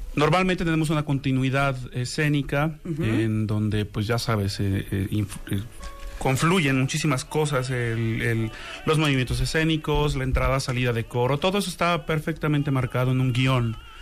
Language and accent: Spanish; Xalapa, Veracruz, Mexico; yo soy originario de Jalapa, Veracruz